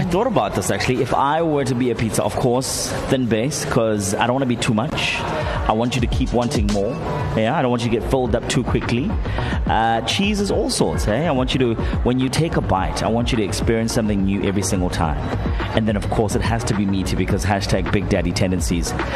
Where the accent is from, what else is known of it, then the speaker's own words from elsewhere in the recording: KwaZulu-Natal, South Africa; I am proudly South African, proudly KZN hashtag Zulu Boy for life.